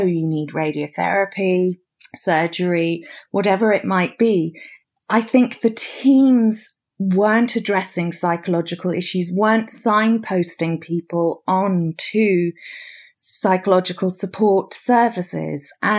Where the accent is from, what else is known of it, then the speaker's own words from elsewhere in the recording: United Kingdom; Well, it may be something about being British. I think that as a nation, we somehow, there's still an element of stiff upper lip.